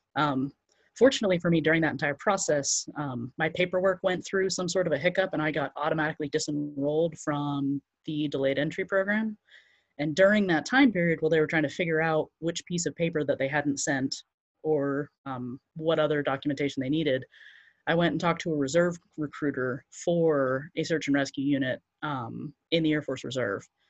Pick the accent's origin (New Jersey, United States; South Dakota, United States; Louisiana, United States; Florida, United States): Florida, United States; Central; I grew up in Central Florida